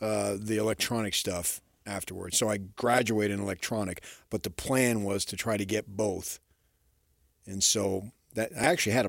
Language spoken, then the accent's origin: English; Arizona, United States; born or raised there; now in Utah, United States